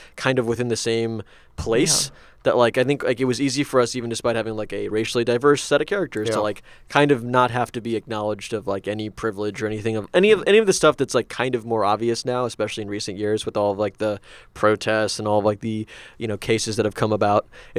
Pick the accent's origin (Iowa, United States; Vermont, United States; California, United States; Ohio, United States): Iowa, United States; moved away; also born or lived in Baltimore; I grew up in Iowa, it's like even though we were like not many Indian people there